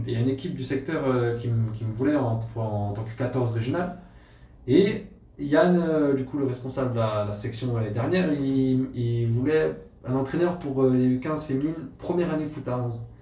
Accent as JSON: {"language": "French", "town": "Mulhouse", "region": "Grand Est", "country": "France", "tie": "born or raised there", "also_born_or_lived": "Haute-Saône / Vesoul / Lure", "moved": "yes", "said": "je suis né à Mulhouse. J'ai grandi à Mulhouse. Après, j'ai déménagé en Haute-Saône euh, vers Vesoul."}